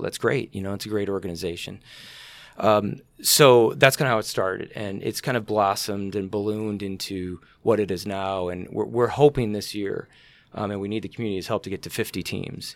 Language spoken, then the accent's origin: English; Elgin, Illinois, United States; I grew up in Elgin, and I was always fascinated, uh, with the Elgin Watch Factory